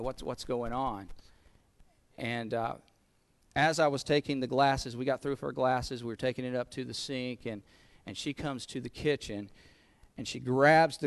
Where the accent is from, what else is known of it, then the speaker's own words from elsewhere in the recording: Goldsboro, North Carolina, United States; accent: southern; my hometown of Goldsboro, North Carolina